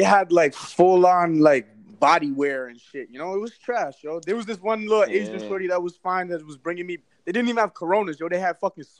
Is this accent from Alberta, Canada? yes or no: no; Brampton, Ontario, Canada; I get thrown in with the Toronto, but really, I'm from Brampton.